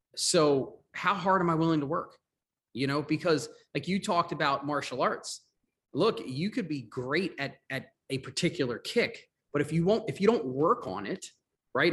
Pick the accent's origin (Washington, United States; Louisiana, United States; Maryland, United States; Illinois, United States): Maryland, United States; also born or lived in Long Island, New York / Florida; I was born in New York, in Long Island. Um, but a, at a young age, I moved to Maryland. Uh, we, I grew up in Maryland